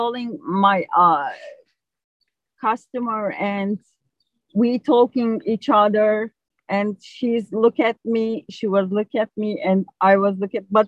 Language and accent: English; Turkey; English is a second language; moved away as an adult; now in New Haven, United States; I'm Turkish